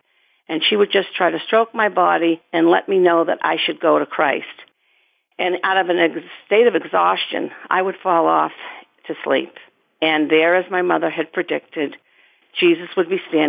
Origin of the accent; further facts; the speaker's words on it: South Shore of Massachusetts, United States; I grew up on the South Shore of Massachusetts, three houses up from the beach